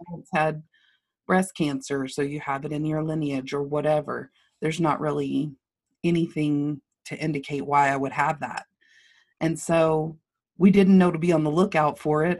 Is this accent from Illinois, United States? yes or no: no; Lubbock, Texas, United States; I grew up in Lubbock, I grew up, um, on Flynn Avenue